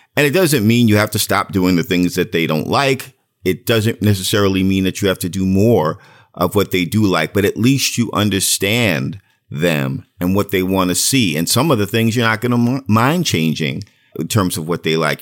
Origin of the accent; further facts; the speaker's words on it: New York City, New York, United States; moved away; I was from Brooklyn